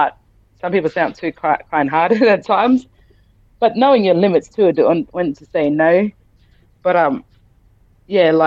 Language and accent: English; Townsville, Queensland, Australia; also born or lived in Rockhampton; I grew up in Townsville